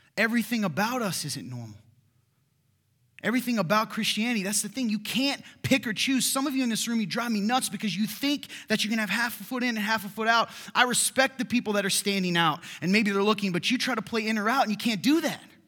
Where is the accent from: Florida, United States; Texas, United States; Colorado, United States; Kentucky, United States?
Kentucky, United States; moved away; my home state of Kentucky